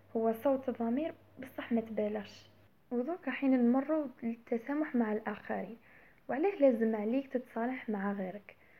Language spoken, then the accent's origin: Arabic; Algeria; المجتمع تاعنا احنا كجزائريين